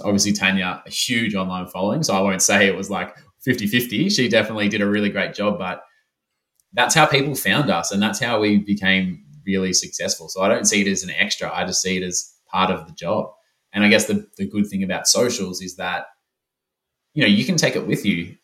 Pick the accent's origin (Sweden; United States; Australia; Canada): Australia; Melbourne, Victoria; moved away as an adult; I'm back in my hometown, hometown of Melbourne